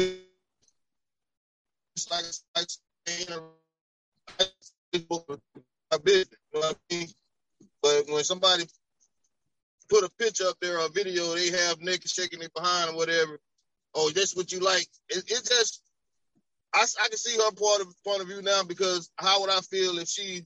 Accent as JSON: {"language": "English", "region": "Alabama", "country": "United States", "moved": "as an adult", "lives_now": "Columbia, United States", "said": "I'm from Alabama, right? So, but I've been in Columbia"}